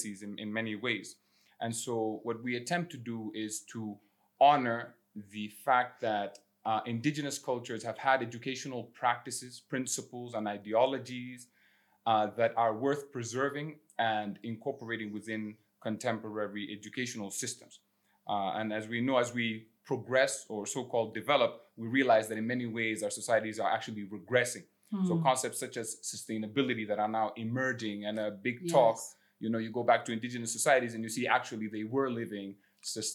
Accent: Khartoum, Sudan; moved away as an adult; also born or lived in Ivory Coast / Toronto, Canada; I was born in Khartoum, Sudan. I spent some of my formative years between Sudan and the Ivory Coast.

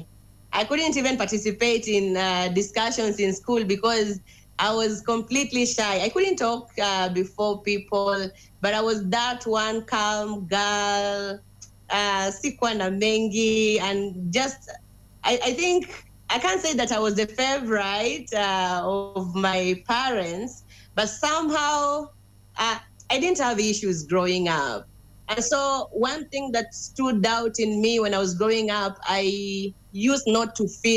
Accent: Bungoma, Bungoma County, Kenya; I come from Bungoma, the western part of Kenya

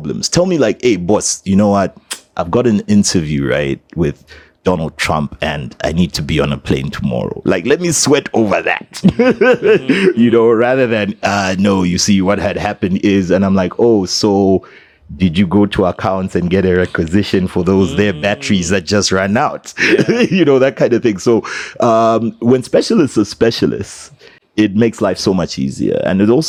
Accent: Zambia; I'm from Zambia

